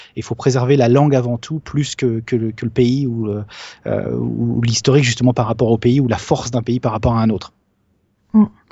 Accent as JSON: {"language": "French", "country": "France", "said": "moi je suis français"}